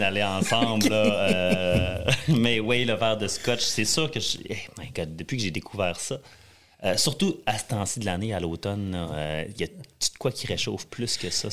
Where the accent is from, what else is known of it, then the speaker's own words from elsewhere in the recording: Jonquière, Quebec, Canada; moved away as an adult; also born or lived in Western Canada; j'ai grandi à Jonquière, au Saguenay